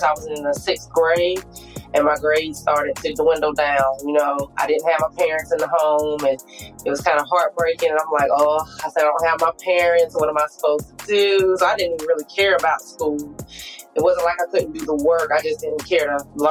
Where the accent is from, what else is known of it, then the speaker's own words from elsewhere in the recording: Wilmington, Delaware, United States; moved away; also born or lived in Sweetwater, Alabama; So I'm from a small town in Sweetwater, Alabama. I'm originally from Wilmington, Delaware.